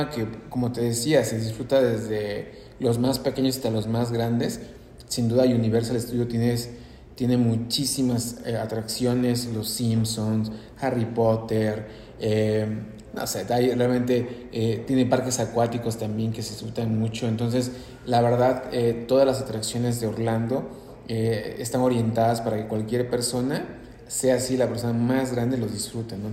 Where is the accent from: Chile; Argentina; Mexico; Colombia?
Mexico; A veces uno como mexicano pues sufre realmente ir a otros destinos como Nueva York, Canadá en invierno